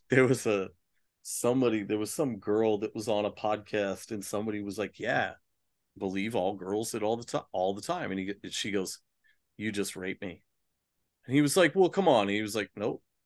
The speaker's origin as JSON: {"language": "English", "town": "Austin", "region": "Texas", "country": "United States", "tie": "born or raised there", "said": "growing up in Austin"}